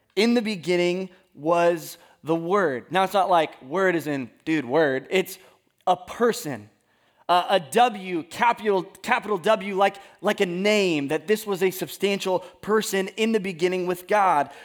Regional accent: California, United States; I am from California

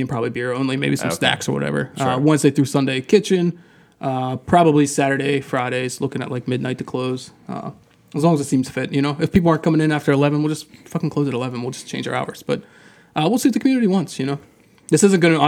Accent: New Kensington, Pennsylvania, United States; This is my hometown

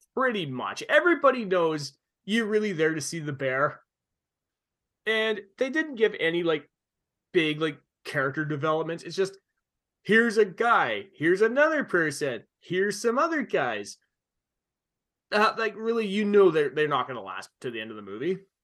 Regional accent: Canada; a kid growing up in Canada

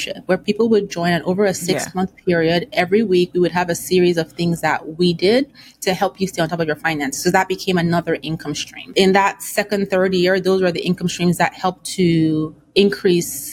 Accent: Nigeria; I come from an African household. I'm Nigerian

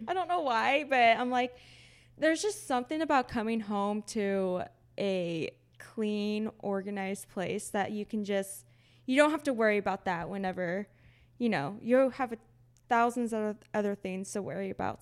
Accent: Texas, United States; moved away as an adult; now in Seattle, United States; we're both from Texas.

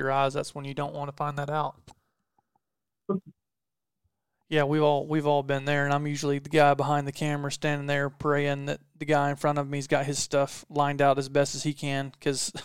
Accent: the South, United States; I'm from the South

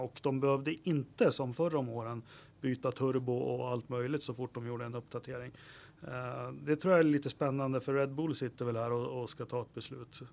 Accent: Västerås, Västmanland, Sweden; jag är från Västerås

